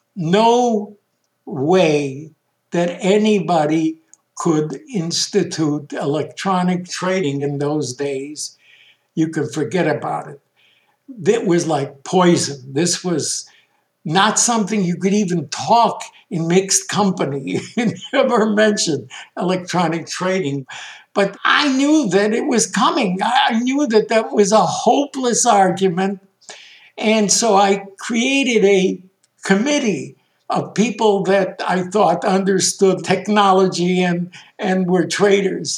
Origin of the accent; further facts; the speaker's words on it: Chicago, Illinois, United States; also born or lived in Bialystok, Poland; We ended in Chicago. I grew up as an American kid